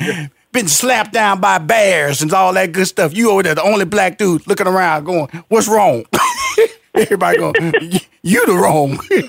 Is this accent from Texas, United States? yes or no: yes; Houston, Texas, United States; because I am a country boy, I'm from Houston, Texas, Fifth Ward.